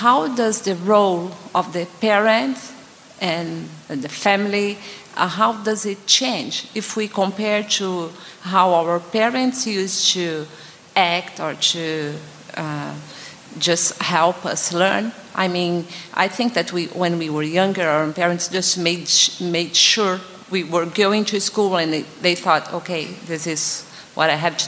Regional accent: Brazil; we are from Brazil

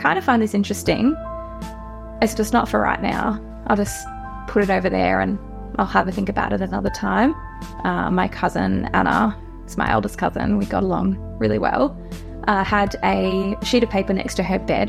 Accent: Sale, Victoria, Australia; I grew up around Gippsland. I grew up just outside of Sale on a farm

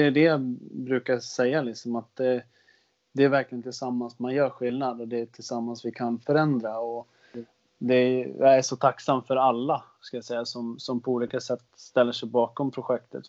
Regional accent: Västerås, Västmanland, Sweden; jag gick ett program som heter, heter Europaprogrammet. Jag tror inte det finns kvar i Västerås

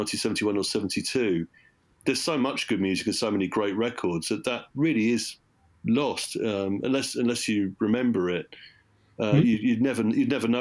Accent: Surrey, South East England, United Kingdom; I grew up in Surrey

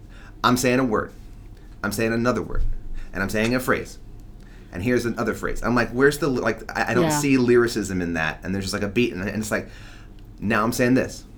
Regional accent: New York, United States; born or raised there

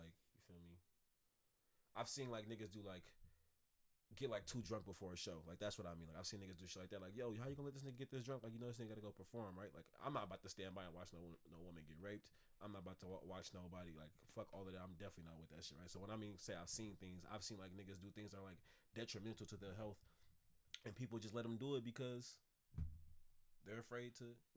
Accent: Oakland, California, United States; also born or lived in Berkeley; I was raised in North Oakland, like born and raised, but I went to school in Berkeley

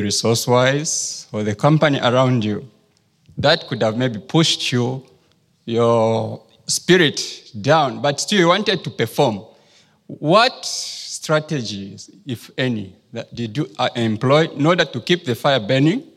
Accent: Zambia; moved away as an adult; now in Netherlands; from Zambia, currently studying at the Wageningen University

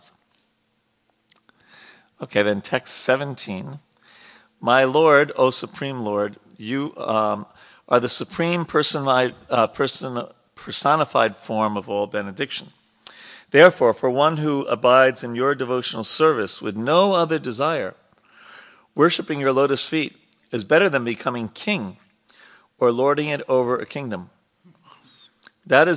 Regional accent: New York, United States; I was born in a city. I grew up in New York

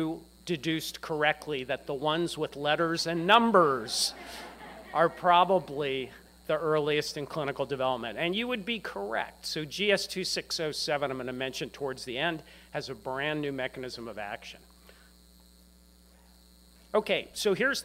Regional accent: Bethesda, Maryland, United States; I grew up in Bethesda, Maryland.

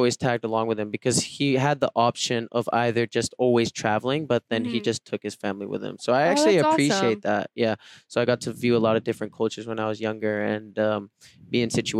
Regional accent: Sydney, New South Wales, Australia; And then I was born in Sydney, Australia. I'm like from Bondi area.

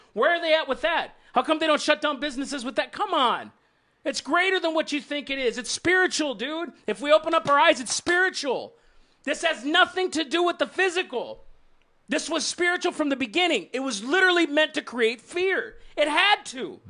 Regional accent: United States; I'm an American and I love this nation

